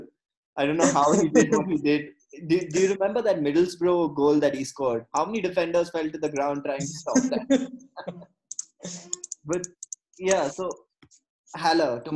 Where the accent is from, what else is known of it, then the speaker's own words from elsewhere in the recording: Bangalore, Karnataka, India; my hometown, if you take Bangalore